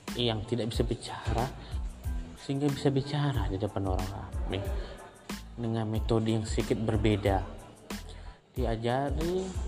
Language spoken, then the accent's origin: Indonesian; Tanjung Balai Karimun, Riau Islands, Indonesia; moved away as an adult; also born or lived in Kepulauan Meranti Regency, Riau; now in Batam, Indonesia; Saya dibesarkan di Kabupaten Karimun, lantaran orang tua saya pindah dari Riau ke Kepulauan Riau Tanjung Balai Karimun